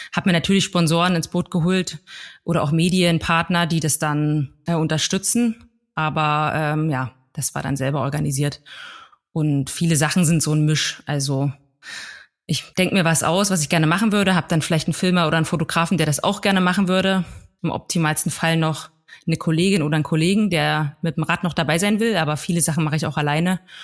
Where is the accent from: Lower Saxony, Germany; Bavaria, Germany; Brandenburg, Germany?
Brandenburg, Germany; Plessa; Ich komme aus einem kleinen Dorf namens Plessa in Südbrandenburg und da lebe ich aktuell auch wieder